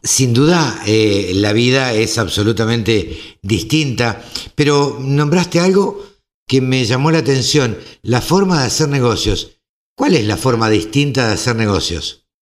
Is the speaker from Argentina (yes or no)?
yes; Argentina